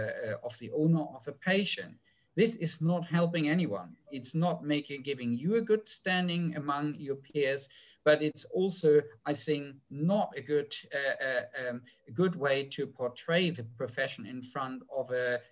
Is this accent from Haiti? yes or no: no; Germany; English is a second language; moved away; So when I came over from Germany, I was still a little bit iffy when it came to bitch space.